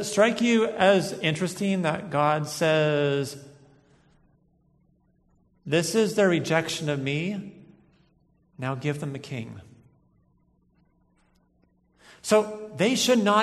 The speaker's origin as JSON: {"language": "English", "country": "United States", "said": "I'm an American of the 21st century"}